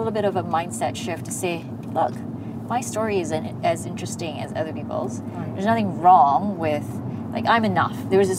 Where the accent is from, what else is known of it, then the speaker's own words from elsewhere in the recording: Malaysia; my Malaysian story of, it's probably not as interesting as that person's story of when he was growing up in the UK